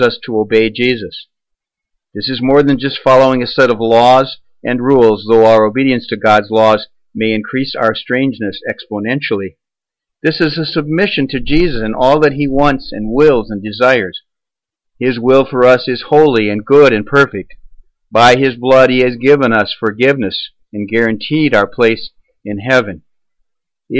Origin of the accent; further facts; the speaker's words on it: United States; American Christians in this year, 2014.